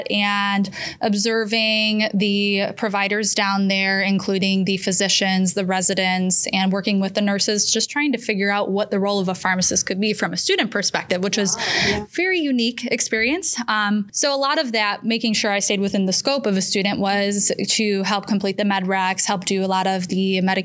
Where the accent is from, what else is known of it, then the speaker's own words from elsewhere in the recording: Geauga County, Ohio, United States; born and raised in Geauga County, literally born at the hospital I practice